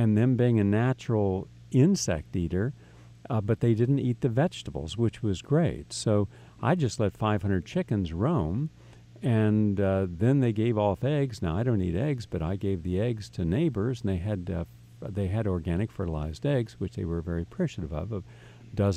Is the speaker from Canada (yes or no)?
no; West Virginia, United States; moved away; also born or lived in Stone Ridge; I grew up in West Virginia